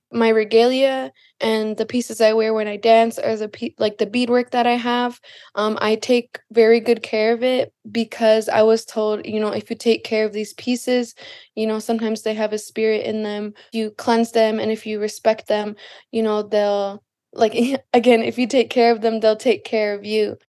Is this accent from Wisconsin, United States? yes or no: yes; Lac du Flambeau, Wisconsin, United States; I'm Bear Clan from Lac-de-Flambeau, Wisconsin